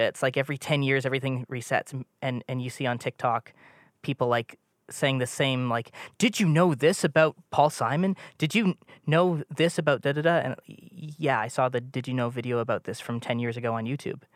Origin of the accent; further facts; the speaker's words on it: Toronto, Ontario, Canada; moved away; I'm from Toronto, uh, or was for a long time.